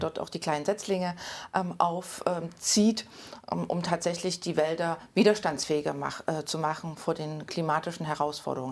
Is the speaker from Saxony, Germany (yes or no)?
yes; Leipzig, Saxony, Germany; moved away as an adult; also born or lived in Nordsachsen / Brandenburg / Thuringia; ich bin äh, 1980 in Leipzig geboren